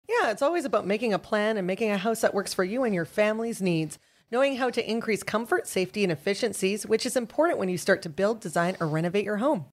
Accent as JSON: {"language": "English", "town": "Vancouver", "region": "British Columbia", "country": "Canada", "tie": "born or raised there", "said": "I grew up in Vancouver"}